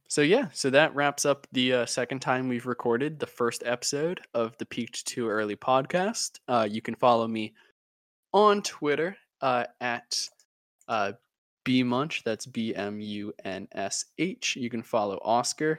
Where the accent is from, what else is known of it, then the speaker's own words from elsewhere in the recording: United States; Being an American